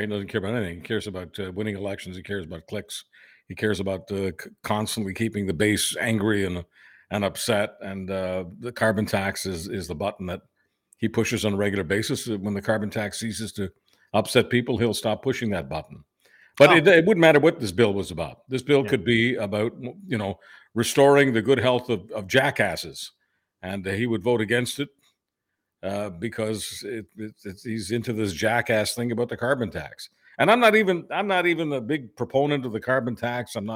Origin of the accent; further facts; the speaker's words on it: Canada; I, I as a Canadian, I'm always embarrassed about some of the stuff that is in our